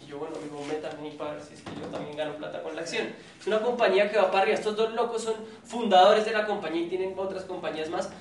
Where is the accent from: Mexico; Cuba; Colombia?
Colombia